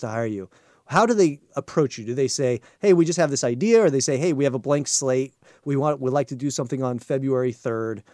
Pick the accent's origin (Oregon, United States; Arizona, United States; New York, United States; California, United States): Oregon, United States; Eugene; I grew up in Eugene